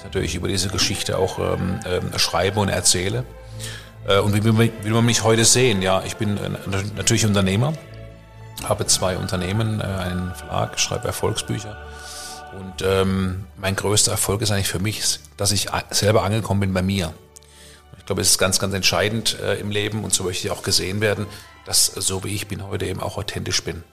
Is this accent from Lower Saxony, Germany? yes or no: no; Karlsruhe, Baden-Württemberg, Germany; aus meiner Heimatstadt Karlsruhe